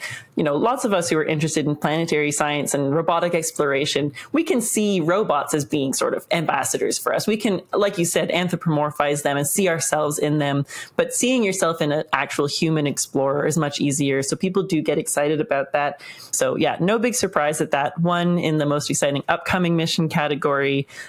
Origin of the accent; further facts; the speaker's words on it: Canada; I'm Canadian. We have a Canadian astronaut going on the Artemis II mission.